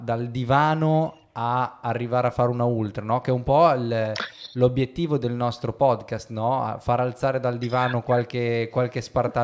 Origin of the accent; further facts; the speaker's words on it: Bologna, Emilia-Romagna, Italy; io da bolognese, visto che siamo vicini di casa